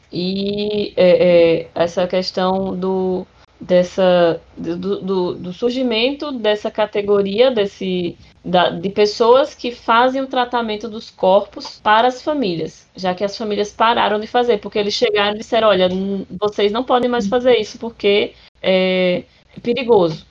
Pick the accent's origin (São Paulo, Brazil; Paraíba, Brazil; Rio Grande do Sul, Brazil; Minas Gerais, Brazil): Paraíba, Brazil; interior of; now in João Pessoa, Brazil; eu sou do interior da, da, de, da Paraíba